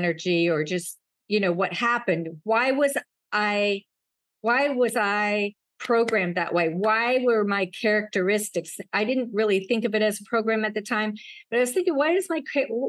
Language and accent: English; Wyoming, United States; when I was young, at 10 years old, I grew up in Wyoming